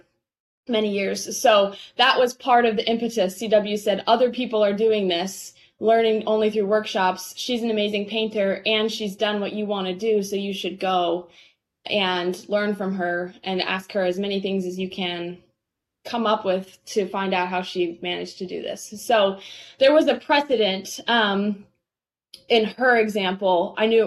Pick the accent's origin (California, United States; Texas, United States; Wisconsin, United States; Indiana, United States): Indiana, United States; Indianapolis; moved away as an adult; also born or lived in Maine; I grew up in the Indianapolis area